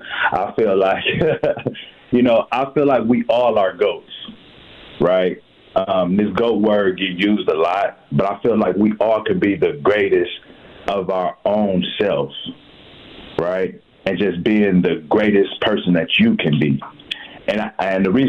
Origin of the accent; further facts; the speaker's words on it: Milwaukee, Wisconsin, United States; I'm a product of Milwaukee. You know, I grew up on First and Ring, 24th Place and Locust.